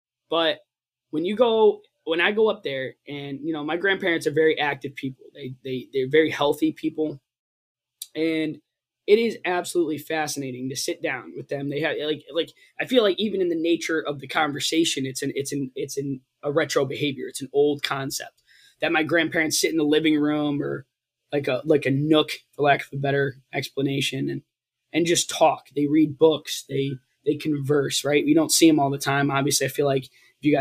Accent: Connecticut, United States; growing up in Connecticut

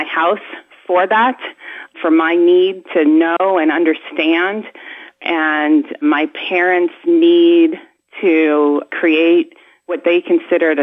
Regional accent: New Jersey, United States; moved away as an adult; now in Fort Wayne, United States; I grew up in New Jersey

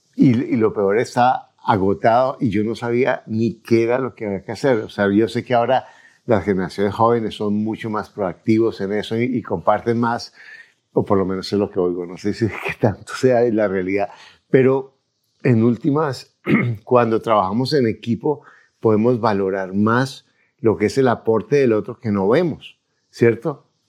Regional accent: Colombia; yo como soy colombiano

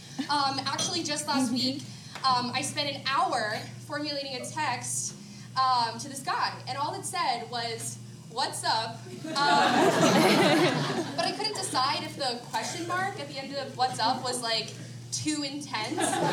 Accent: Belmont, North Carolina, United States; I'm from Belmont, North Carolina

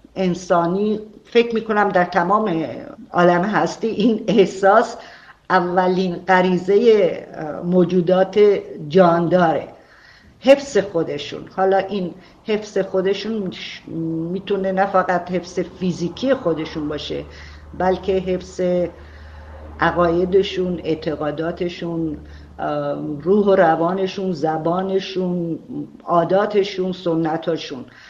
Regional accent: Arak, Markazi, Iran; شهرستان کوچیکی مثل عراق که زادگاه من بوده

